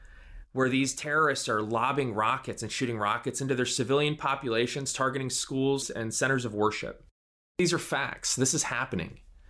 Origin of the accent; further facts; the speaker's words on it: United States; as an American and as a Christian